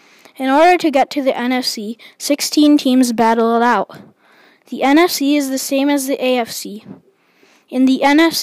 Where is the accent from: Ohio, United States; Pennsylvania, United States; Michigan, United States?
Michigan, United States; I'm from Michigan.